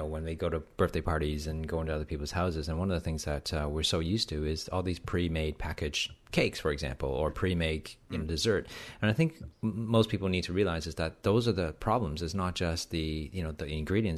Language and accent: English; Canada; I'm Canadian